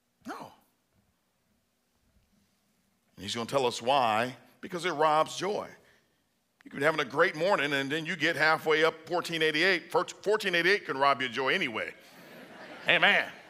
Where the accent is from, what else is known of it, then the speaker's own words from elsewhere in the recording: Bible Belt, Southern United States, United States; I'm from the Bible Belt